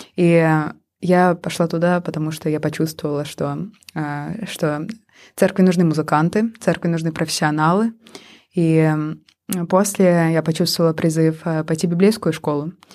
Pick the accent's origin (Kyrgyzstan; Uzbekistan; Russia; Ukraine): Russia; Pushkino, Moscow Oblast; moved away as an adult; now in Helsinki, Finland; я родилась в маленьком подмосковном городке э, Пушкина